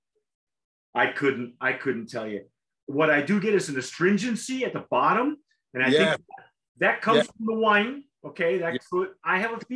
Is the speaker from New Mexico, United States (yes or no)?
no; California, United States; I'm such a Californian